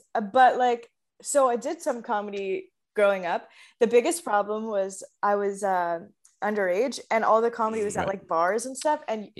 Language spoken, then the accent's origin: English; Nashville, Tennessee, United States; moved away as an adult; now in Canada; I was born and raised in Nashville. It's almost my fifth year anniversary living in Canada.